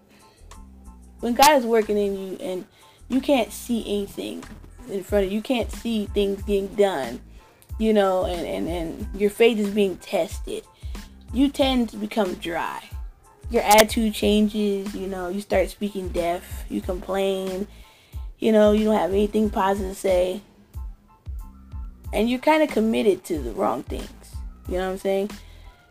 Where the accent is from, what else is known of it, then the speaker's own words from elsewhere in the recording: California, United States; Growing up in Cali